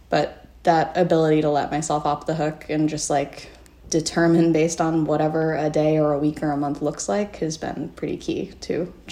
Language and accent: English; Muskoka, Ontario, Canada; I grew up in Muskoka right next to there.